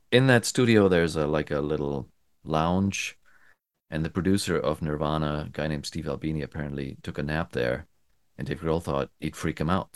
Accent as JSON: {"language": "English", "country": "Germany", "also_born_or_lived": "United States", "moved": "as an adult", "said": "I'm from Germany, um, and I moved to the States in the nineties, and I went back"}